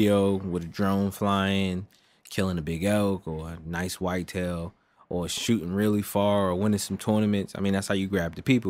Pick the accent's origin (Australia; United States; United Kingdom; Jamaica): United States; I'm straight American, born and raised.